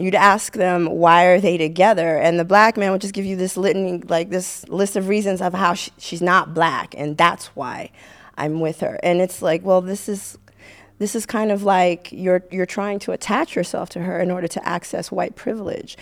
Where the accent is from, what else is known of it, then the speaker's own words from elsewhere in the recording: Haiti; now in United States; I grew up in Haiti